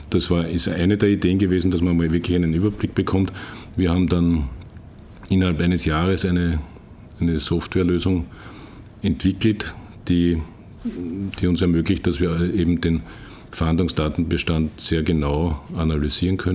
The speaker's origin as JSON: {"language": "German", "region": "Vienna", "country": "Austria", "tie": "born or raised there", "said": "Ich bin in Wien geboren, habe dort meine Schulausbildung gemacht, Matura und dann bin ich zum Bundesheer gegangen"}